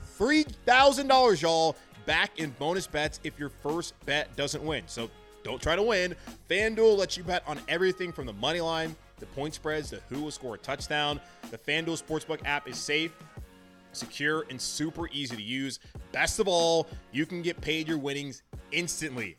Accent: United States; my hometown, from our team, the Carolina Panthers

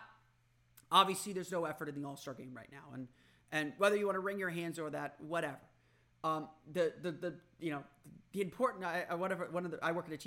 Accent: Orlando, Florida, United States; as a kid growing up in Orlando

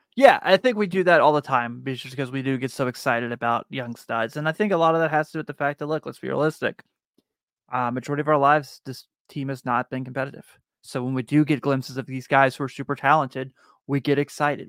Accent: Northern Kentucky, United States; I'm from Northern Kentucky

